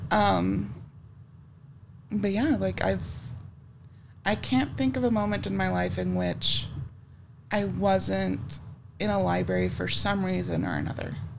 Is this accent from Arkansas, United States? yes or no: no; West Texas, United States; I grew up in West Texas